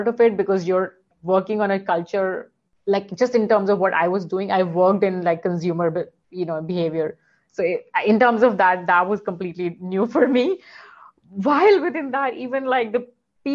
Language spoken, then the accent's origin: English; Delhi, India; moved away as an adult; also born or lived in Manila, Philippines; now in Singapore; I'd spent all my growing up years in Delhi